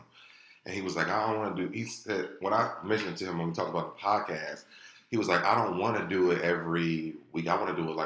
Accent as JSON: {"language": "English", "region": "Ohio", "country": "United States", "moved": "yes", "said": "We're both from Ohio"}